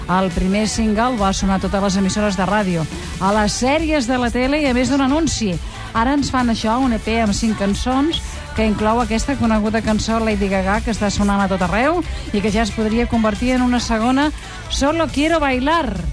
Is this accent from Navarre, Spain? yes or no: no; Bilbao, Basque Country, Spain; claro, somos de Bilbao, hombre